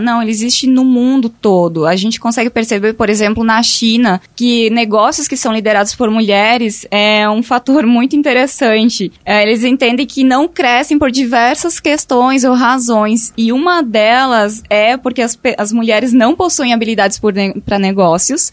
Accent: Rio Grande do Sul, Brazil; now in Tauá, Brazil; eu sou lá do Rio Grande do Sul

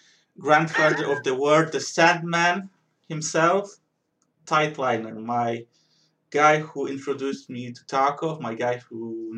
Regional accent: Poland; the running joke is that I'm from Poland

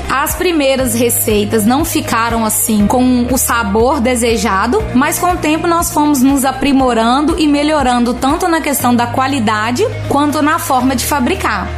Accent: Belo Horizonte, Minas Gerais, Brazil; moved away as an adult; now in Mantena, Brazil; sou natural de Belo Horizonte. Há 10 anos que eu moro na cidade de Mantena

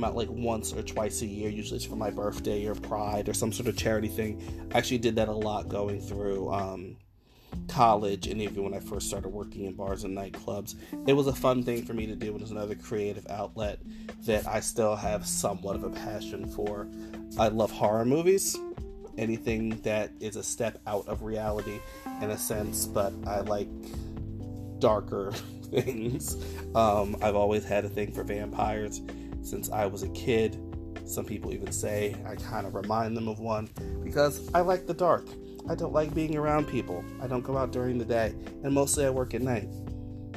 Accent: Newark, New Jersey, United States; also born or lived in Washington Heights, Manhattan, New York; now in New York, United States; I'm originally from Newark, New Jersey

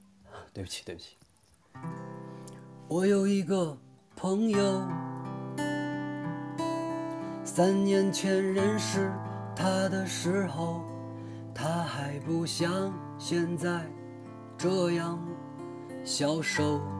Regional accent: Taiyuan, Shanxi, China; 我们的家乡山西太原

